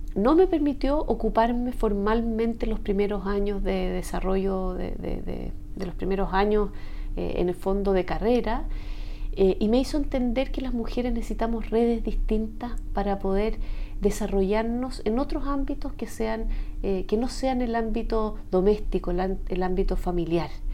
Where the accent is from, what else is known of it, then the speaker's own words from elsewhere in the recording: Chile; como chilena de estos tiempos